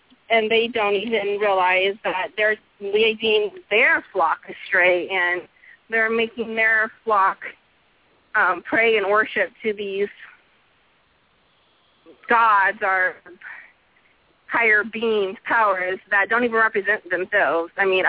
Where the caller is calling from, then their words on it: Texas, United States; I'm from Texas.